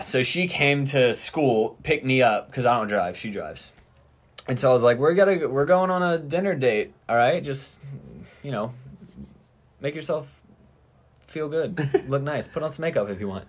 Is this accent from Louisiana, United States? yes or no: yes; Louisiana, United States; I'm from Louisiana